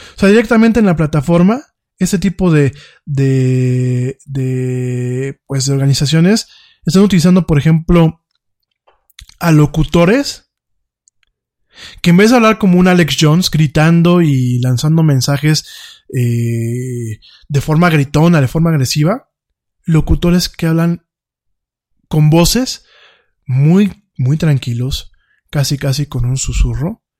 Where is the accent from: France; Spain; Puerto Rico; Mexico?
Mexico; aquí en México